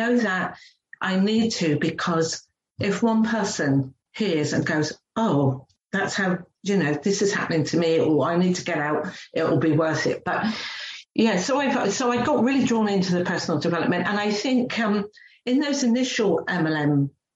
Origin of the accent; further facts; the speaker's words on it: England, United Kingdom; moved away as an adult; now in New Zealand; I'm a real working class girl. That's how I grew up in England